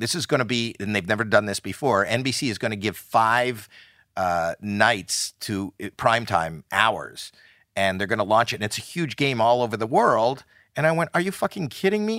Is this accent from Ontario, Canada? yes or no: yes; Toronto, Ontario, Canada; moved away